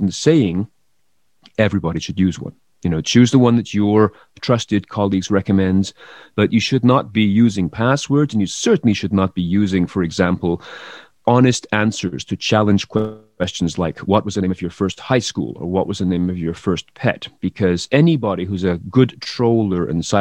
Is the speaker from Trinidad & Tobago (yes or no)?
no; England, United Kingdom; moved away; I come from England originally